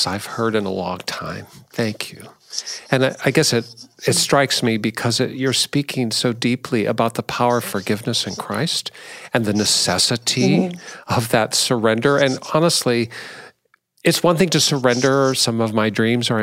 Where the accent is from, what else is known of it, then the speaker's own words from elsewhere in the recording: Seattle, Washington, United States; when I was a young guy, I grew up in Seattle